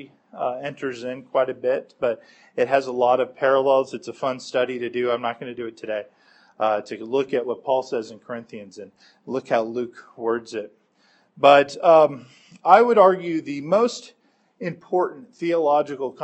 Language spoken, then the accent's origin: English; Rome, Lazio, Italy; when I was growing up in Rome as an unbeliever